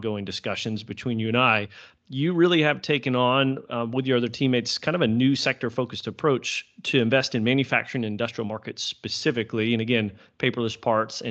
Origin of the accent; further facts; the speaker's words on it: Texas, United States; I'm a Texan.